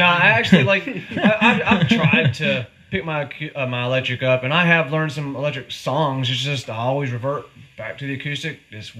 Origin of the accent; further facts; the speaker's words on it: Stokes County, North Carolina, United States; That's just Stokes County thing where I grew up.